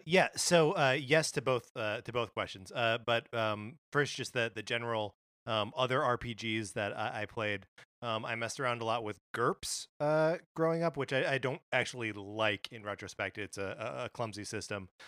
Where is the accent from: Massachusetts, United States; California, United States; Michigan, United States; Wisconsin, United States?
Wisconsin, United States; Kenosha; my hometown of Kenosha, Wisconsin